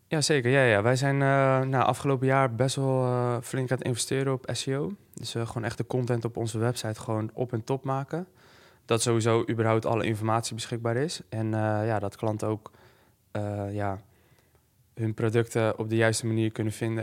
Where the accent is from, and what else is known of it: Netherlands